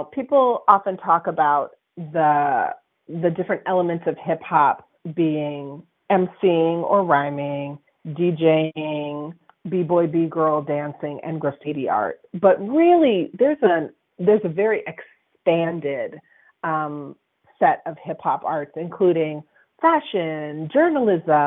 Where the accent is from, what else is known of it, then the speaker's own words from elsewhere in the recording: Berkeley, California, United States; I'm from the North Berkeley Flatlands